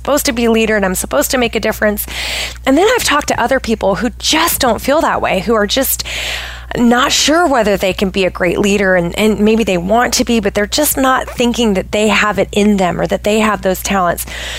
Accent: Pacific Northwest, United States; So I am originally from the Pacific Northwest of the United States. I have lived all over the place.

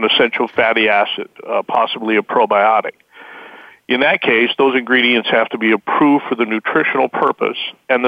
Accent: Wyoming, United States; I was raised in Wyoming

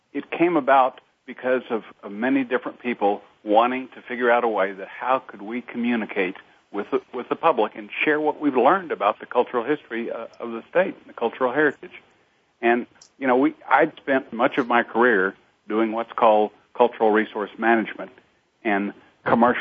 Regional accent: Austin, Texas, United States; I was raised in Austin, Texas

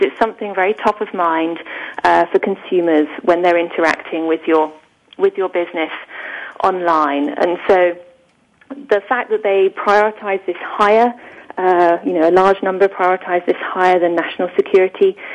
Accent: England, United Kingdom; I'm clearly British

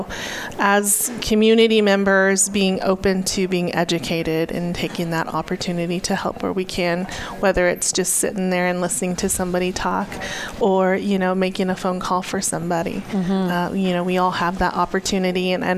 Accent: Arizona, United States; And I come from the Hopi tribe in northeastern Arizona, and also come from a military family.

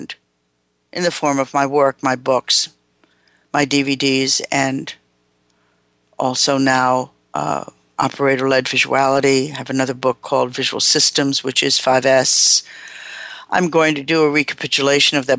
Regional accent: United States; me as an American

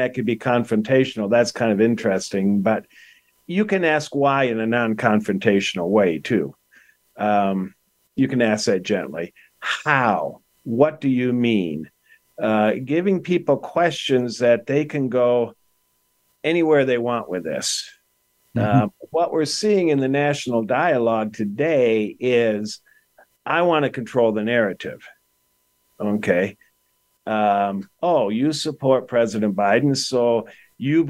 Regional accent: Detroit, Michigan, United States; also born or lived in Grosse Pointe, Michigan; I grew up in Detroit in the 1960s, and we had race riots

